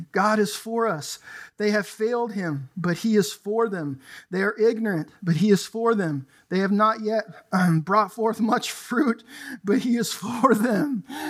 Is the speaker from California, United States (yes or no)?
yes; California, United States; I grew up in Southern California in the 80s, and gangs were exploding.